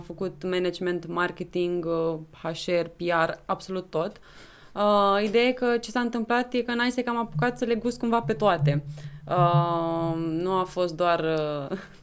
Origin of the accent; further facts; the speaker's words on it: Câmpulung, Argeș, Romania; moved away as an adult; now in Bucharest, Romania; sunt din Câmpul Lung Moșel și sunt președinte NISEC România